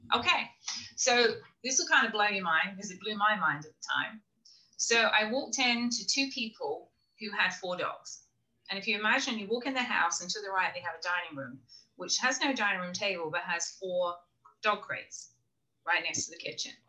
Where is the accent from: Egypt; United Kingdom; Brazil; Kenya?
United Kingdom; England; also born or lived in Florida; now in South Carolina, United States; I'm from England originally